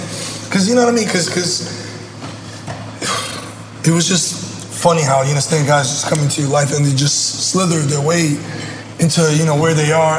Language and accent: English; Brooklyn, New York, United States; I grew up in Brooklyn, my guy.